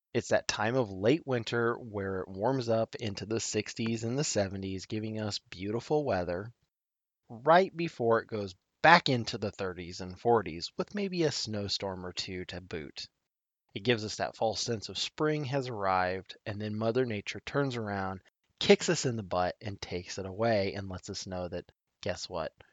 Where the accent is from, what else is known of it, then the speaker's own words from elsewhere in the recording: Nebraska, United States; my home state of Nebraska